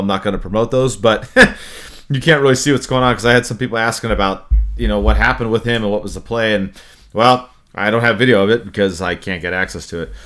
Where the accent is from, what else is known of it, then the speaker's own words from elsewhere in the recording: Anaheim, California, United States; having been born and raised in Anaheim and being a Ducks fan from the beginning